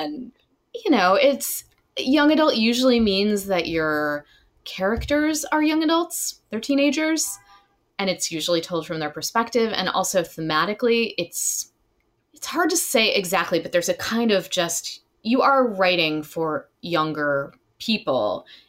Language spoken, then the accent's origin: English; Alabama, United States; also born or lived in Illinois; I grew up in Alabama partly and in Illinois partly, so I'm like both of these characters in a way.